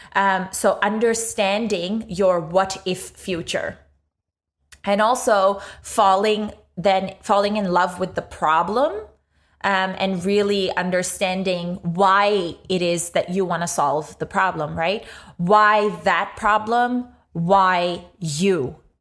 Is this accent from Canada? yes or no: no; Pakistan; moved away as an adult; now in Australia; grew up in Pakistan for most of my life, came to Australia seven or eight years ago today